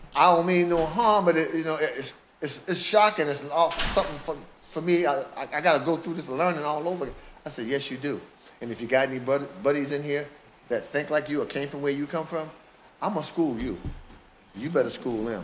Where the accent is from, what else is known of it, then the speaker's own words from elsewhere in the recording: Philadelphia, Pennsylvania, United States; Born in Philadelphia, in the house